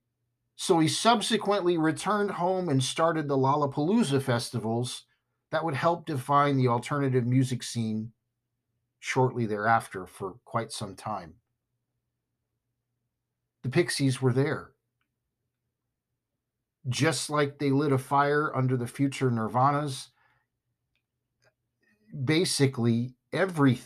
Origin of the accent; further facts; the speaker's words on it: California, United States; I'm from California.